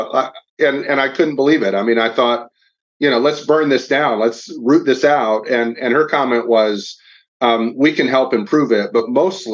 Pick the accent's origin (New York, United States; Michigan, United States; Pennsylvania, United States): Michigan, United States; Kalamazoo; moved away as an adult; now in Nashville, United States; I'm from Kalamazoo, Michigan, so a little north of your hometown